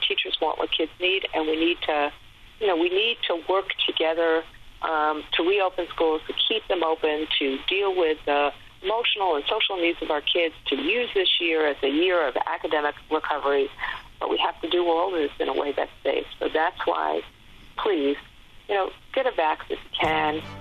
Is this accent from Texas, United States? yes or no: no; New York City, New York, United States; I'm from New York City and or from New York State.